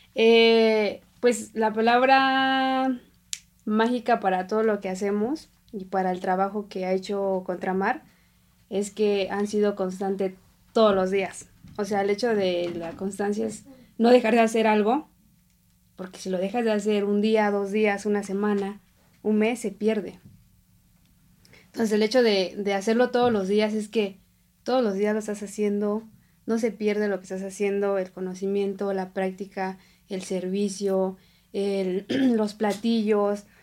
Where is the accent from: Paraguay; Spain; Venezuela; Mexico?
Mexico; Oaxaca; now in Mexico City, Mexico; yo soy de Oaxaca